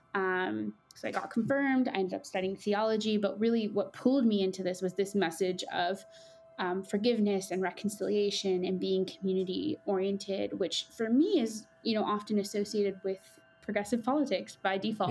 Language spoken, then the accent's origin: English; Coachella Valley, California, United States; moved away as an adult; I am originally from the Coachella Valley, which is about two and a half hours south of Los Angeles in California